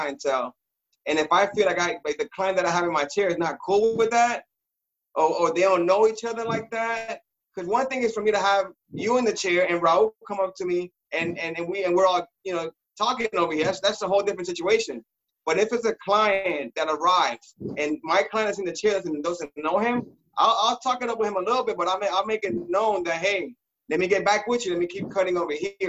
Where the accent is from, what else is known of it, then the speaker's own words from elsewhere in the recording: Orlando, Florida, United States; also born or lived in Puerto Rico; I've been here since 89. I grew up in Orlando.